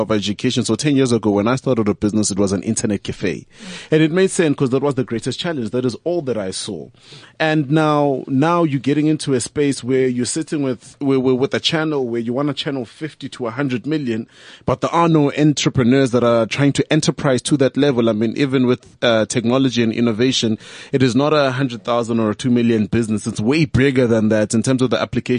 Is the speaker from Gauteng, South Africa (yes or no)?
yes; Tembisa, Gauteng, South Africa; I'm from Tembisa. My company has been there now for the past 10 years, been running from Tembisa